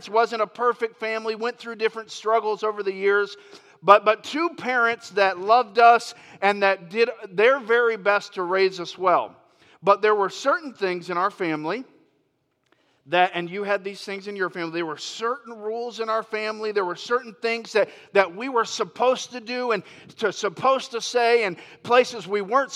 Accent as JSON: {"language": "English", "region": "Florida", "country": "United States", "moved": "as an adult", "said": "I'm from Florida. And Lori and I, we moved here from Florida about 15 months ago."}